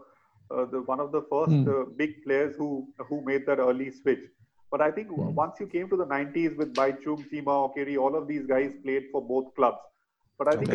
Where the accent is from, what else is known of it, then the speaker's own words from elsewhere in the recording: West Bengal, India; In the early 90s, when I was growing up in Bengal, reading all these Bengali newspapers